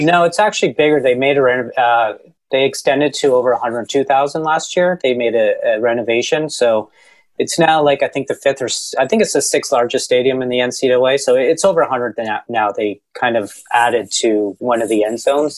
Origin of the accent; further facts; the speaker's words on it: Canada; I'm from Canada